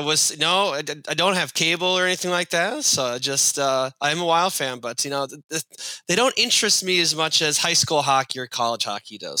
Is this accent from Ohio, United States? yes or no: no; White Bear Lake, Minnesota, United States; I grew up in White Bear, which holds the record for most state title appearances without a win